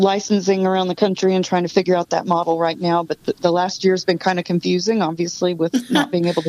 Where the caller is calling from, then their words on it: Austin, Texas, United States; I am calling from Austin, Texas